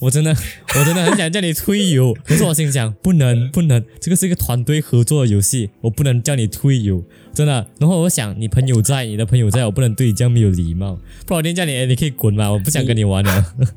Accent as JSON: {"language": "Chinese", "country": "Malaysia", "said": "我们是来自马来西亚两百六十八青少年当中的两个废青"}